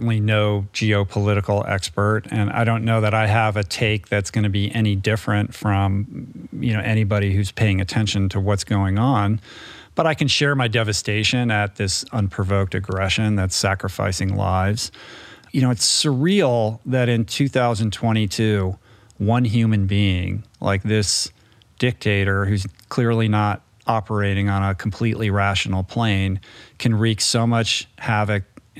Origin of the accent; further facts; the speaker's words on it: Washington, District of Columbia, United States; I'm old enough to have lived through a significant portion of the Cold War as a kid growing up in Washington, D.C., where basically politics is all anybody talks about.